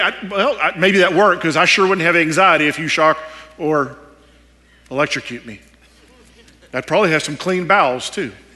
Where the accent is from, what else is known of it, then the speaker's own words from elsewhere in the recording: Texas, United States; I'm from Texas, and so is my wife. And if you couldn't tell by now with the accent, that's where we're from